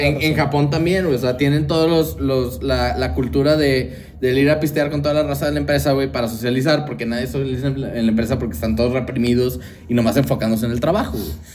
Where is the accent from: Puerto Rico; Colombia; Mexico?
Mexico; also born or lived in Japan; era el mexicano en la reunión